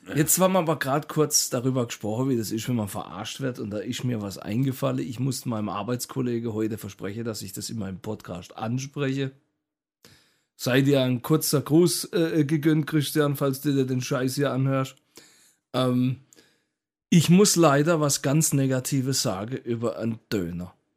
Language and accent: German; Karlsruhe, Baden-Württemberg, Germany; der Ort, an dem ich geboren wurde, in Karlsruhe. Also ich bin auch mhm. Karlsruhe Original